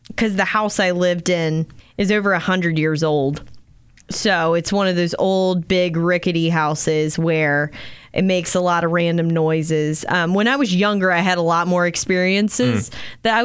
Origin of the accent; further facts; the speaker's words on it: Maryland, United States; growing up in Maryland